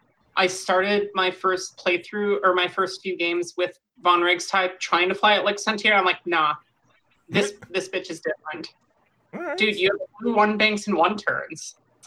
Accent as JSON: {"language": "English", "town": "Minneapolis", "region": "Minnesota", "country": "United States", "said": "I hail from Minneapolis, Minnesota."}